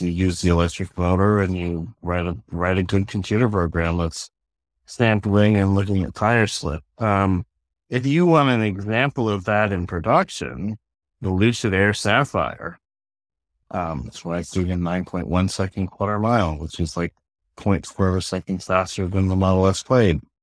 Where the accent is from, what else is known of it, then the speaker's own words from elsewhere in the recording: Pennsylvania, United States; I grew up in Pennsylvania